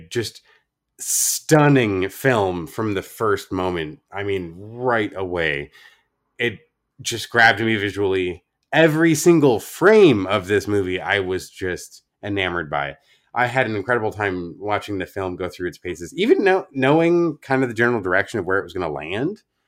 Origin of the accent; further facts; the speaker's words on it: Oregon, United States; my home state of Oregon